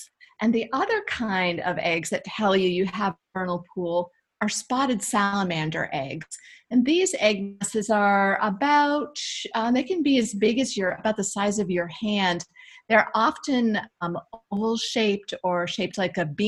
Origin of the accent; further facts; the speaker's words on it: Maine, United States; I grew up in Maine and loved to wander around the woods behind my parents' house.